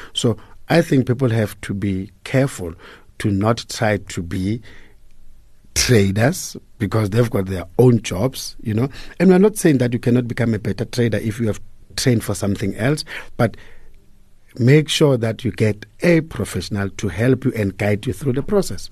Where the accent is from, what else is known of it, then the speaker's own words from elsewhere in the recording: Hammanskraal, Gauteng, South Africa; I was born and bred in Pretoria, a town called Hammanskraal.